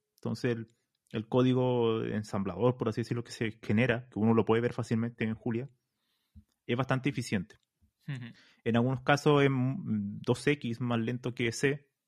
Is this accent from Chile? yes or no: yes; Chile; moved away as an adult; now in Spain; yo soy de Chile